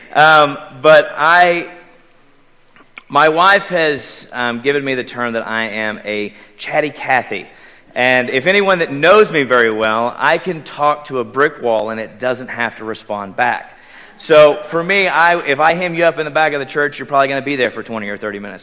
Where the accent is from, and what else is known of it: Davis, Oklahoma, United States; born or raised there; moved away